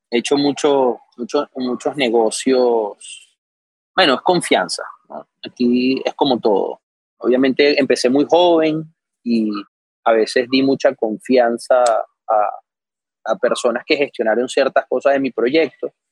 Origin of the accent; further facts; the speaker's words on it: Venezuela; moved away; yo llegué de Venezuela con todo, me alquilé el apartamento, me compré un carrito para empezar las clases y tal.